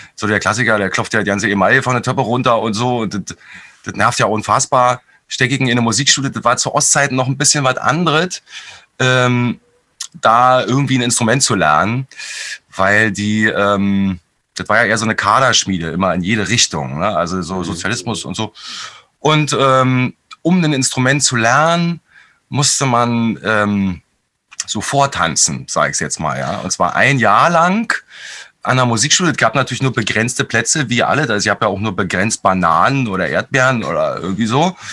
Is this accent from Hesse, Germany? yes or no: no; Berlin, Germany; ich bin mit meiner Mutter aufgewachsen in Hellersdorf in, einer, in einer, so einer Neubauplatte.